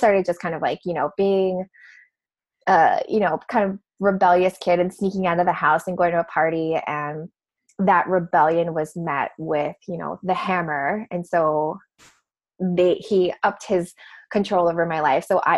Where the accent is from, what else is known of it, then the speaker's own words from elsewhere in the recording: Hawaii, United States; So I'm from Hawaii. Grew up, you know, beaches and waterfalls and all of that great stuff.